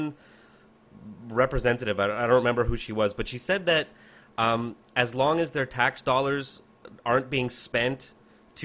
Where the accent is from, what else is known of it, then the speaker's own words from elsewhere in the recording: Canada; I'm Canadian